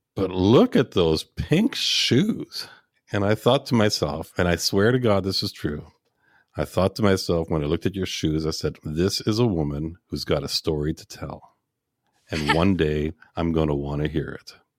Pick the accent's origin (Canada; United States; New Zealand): Canada; Montreal, Quebec; I was born and raised in Montreal